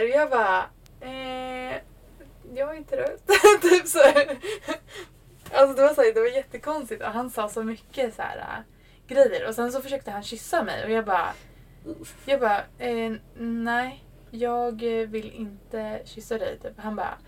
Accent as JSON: {"language": "Swedish", "country": "Sweden", "said": "jag är svensk"}